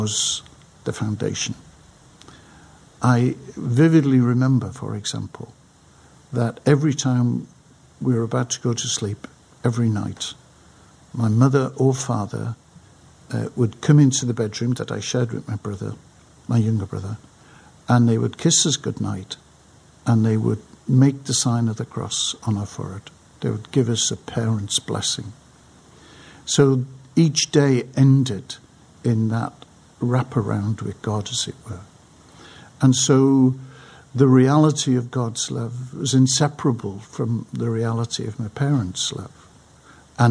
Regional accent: Crosby, North West England, United Kingdom; now in London, United Kingdom; life in the 40s, 50s and the 60s in the north side of Liverpool in Crosby

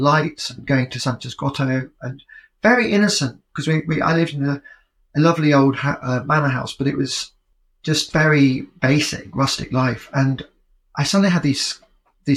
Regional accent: Yorkshire and the Humber, United Kingdom; moved away as an adult; also born or lived in London / New York; I was growing up in Yorkshire at a very exciting time

